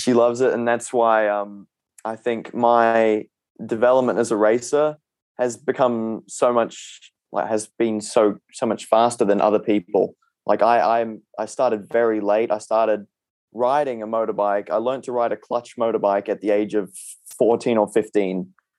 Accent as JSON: {"language": "English", "country": "Thailand", "tie": "born or raised there", "said": "You know, I'm a Kiwi, or half Australian actually, that's born in Thailand, that's grown up in a Thai neighborhood with all my neighbors being pretty much Thai."}